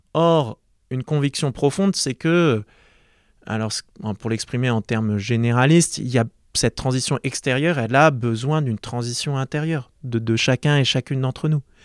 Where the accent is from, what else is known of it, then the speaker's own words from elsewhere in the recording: Marseille, Provence-Alpes-Côte d'Azur, France; J'ai grandi à Marseille